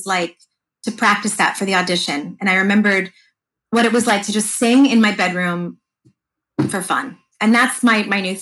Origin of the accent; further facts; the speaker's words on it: Fair Lawn, New Jersey, United States; my hometown, Fairlawn, New Jersey